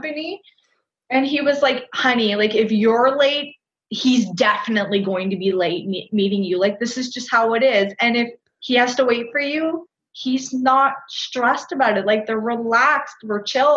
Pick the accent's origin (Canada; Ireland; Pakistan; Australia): Canada; also born or lived in Costa Rica; I'm from Canada